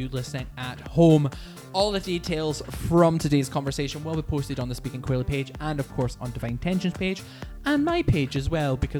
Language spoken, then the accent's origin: English; Scotland, United Kingdom; it's so special to us as Scottish folk